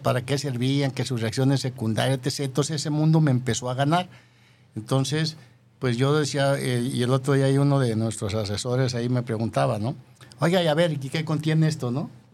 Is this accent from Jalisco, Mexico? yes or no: yes; Yahualica, Jalisco, Mexico; moved away; tu servidor nació en una ranchería de Yahualica